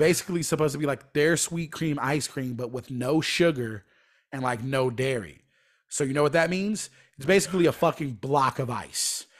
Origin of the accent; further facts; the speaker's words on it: Atlanta, Georgia, United States; moved away as an adult; also born or lived in Lynchburg, Virginia; now in Los Angeles, United States; I moved there when I was, like, fourteen, and I lived there for fifteen years